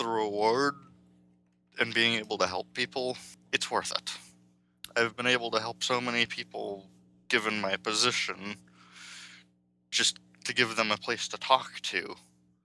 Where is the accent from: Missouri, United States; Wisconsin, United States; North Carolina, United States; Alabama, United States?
Wisconsin, United States; I'm from Wisconsin